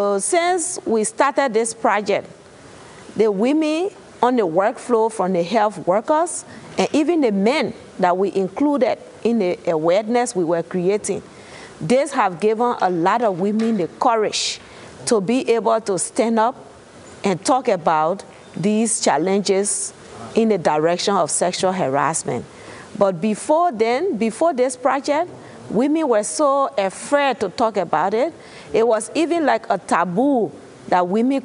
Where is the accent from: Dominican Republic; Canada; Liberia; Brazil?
Liberia; from Liberia